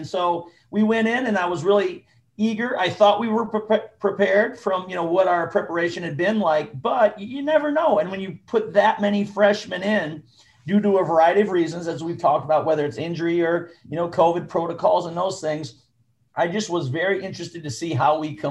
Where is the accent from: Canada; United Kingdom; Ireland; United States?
United States; Humboldt, Iowa; moved away; where I grew up in Humboldt